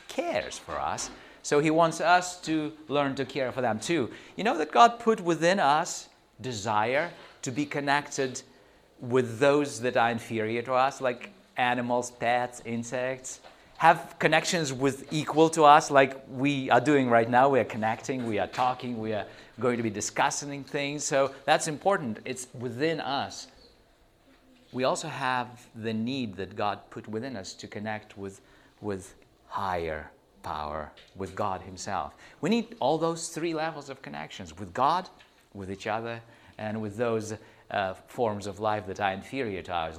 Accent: Chernivtsi, Chernivtsi Oblast, Ukraine; moved away; also born or lived in Texas; I come from the Ukraine, right on the border of the Ukraine and Romania. So, little town of Chernivtsi, or Chernauts, if it's Romanian language. So, I grew up there when I was 16

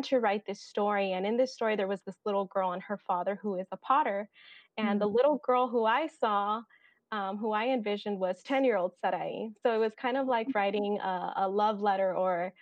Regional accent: Bakersfield, California, United States; now in Fresno, United States; I am a California native through and through. I grew up in Bakersfield, California, and I have been living in Fresno for the last 5 years.

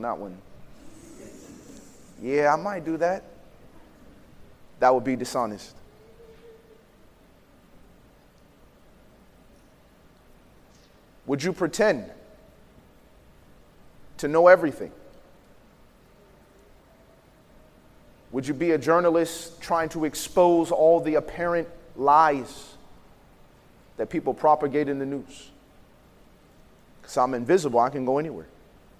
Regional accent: Chicago, Illinois, United States; I grew up in Chicago around gangs in a time where it was not cool to be smart.

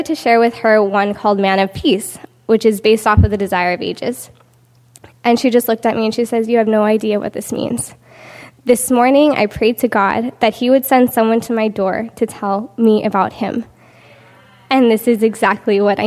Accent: Southern California, United States; I'm from Southern California.

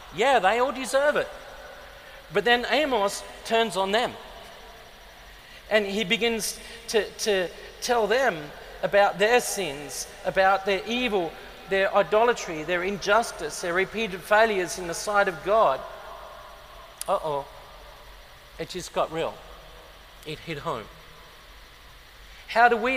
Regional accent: Adelaide, South Australia, Australia; moved away; I grew up in Adelaide in South Australia.

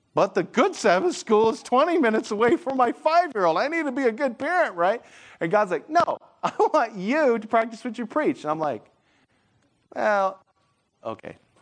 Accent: Michigan, United States; I'm from Michigan, like, every, there's lakes everywhere

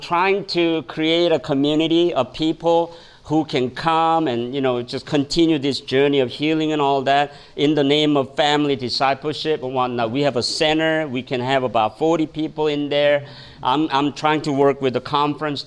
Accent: South Korea; moved away as an adult; now in United States; When I came from Korea

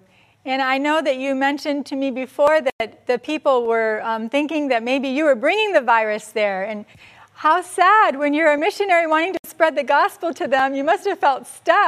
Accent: United States; I'm American, I work in Asia.

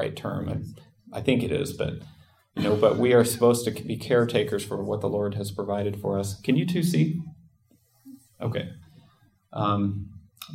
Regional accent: Nebraska, United States; I grew up in Nebraska.

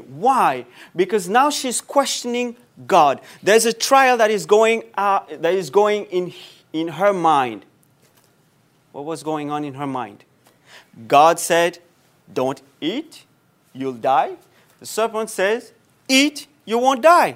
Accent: Mauritius; moved away; Back home, I come from Mauritius, small island, very nice.

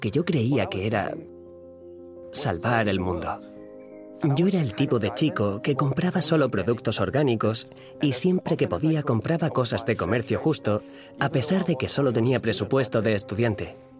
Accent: East Germany, Germany; moved away as an adult; also born or lived in Bogenhofen, Austria; now in Austria; Nací en Alemania del Este, en una familia atea, en un entorno social casi completamente secular

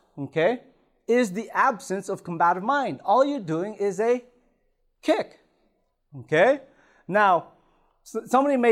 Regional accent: Toronto, Ontario, Canada; also born or lived in Philippines; I was born in the Philippines, grew up in Toronto

